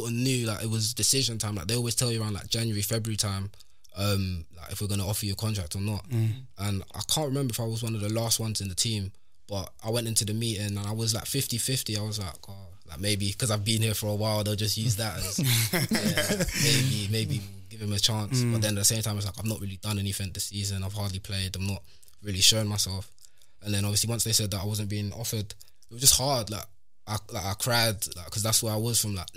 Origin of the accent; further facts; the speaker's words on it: Stevenage, East of England, United Kingdom; I'm from Stevenage, so like, I've just literally like grown up there like practically all my life